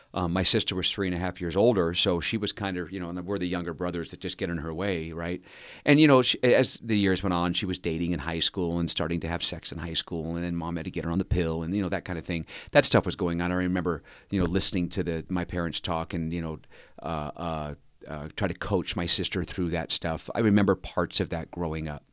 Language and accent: English; Cerritos, California, United States; also born or lived in Anaheim, California; I, grew up in Southern California. I was born in Anaheim, California, and I was raised in Cerritos